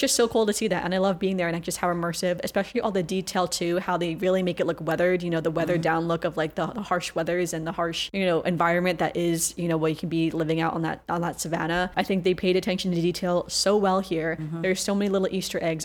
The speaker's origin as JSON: {"language": "English", "country": "China", "tie": "born or raised there", "said": "I was born in China"}